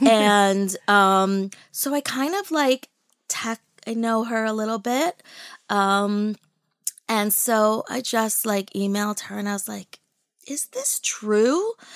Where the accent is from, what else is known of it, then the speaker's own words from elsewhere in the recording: New York City, New York, United States; I was born in Brooklyn.